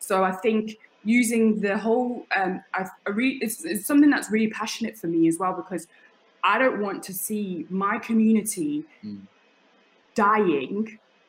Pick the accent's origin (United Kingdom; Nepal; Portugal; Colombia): United Kingdom; Leicester, East Midlands; yeah, I was going to say, because me growing up in Leicester, living in Leicester during my teenage years, I know it's not the size of like London